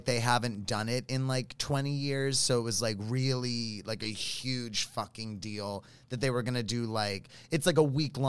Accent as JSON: {"language": "English", "region": "New York", "country": "United States", "tie": "born or raised there", "also_born_or_lived": "Philadelphia", "moved": "as an adult", "said": "I grew up in New York, and then my I'm walking there, and then I lived in Philadelphia briefly."}